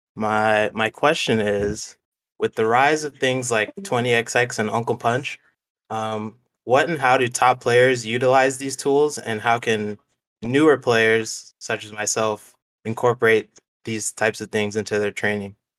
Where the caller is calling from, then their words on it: Southern California, United States; I'm calling in from SoCal